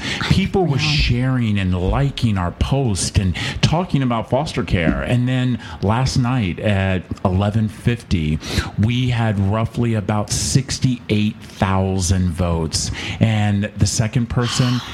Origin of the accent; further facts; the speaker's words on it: North Carolina, United States; also born or lived in Richmond, Virginia / Manassas, Virginia / Maryland; I actually grew up in the Carolinas. So we started I was born in Richmond, Virginia, but we started our journey in North Carolina as a little boy